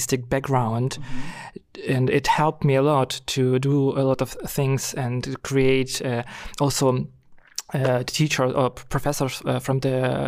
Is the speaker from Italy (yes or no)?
no; Ukraine; I'm from Ukraine